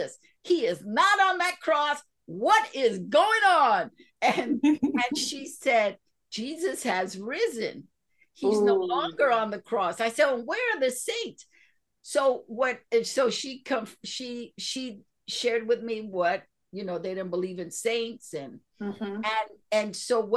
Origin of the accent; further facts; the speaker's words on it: New York City, New York, United States; my childhood growing up in Spanish Harlem